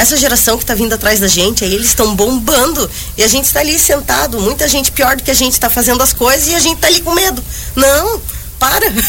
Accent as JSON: {"language": "Portuguese", "town": "Joinville", "region": "Santa Catarina", "country": "Brazil", "also_born_or_lived": "Barcelona", "moved": "as an adult", "said": "eu saí de Joinville em 2009"}